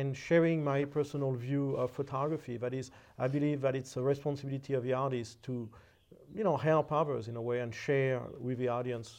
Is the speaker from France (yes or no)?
yes; Paris, Île-de-France, France; moved away as an adult; I was originally from France, and my studies were originally in painting. That is, I studied painting and drawing at the Vie Académie des Beaux-Arts in Paris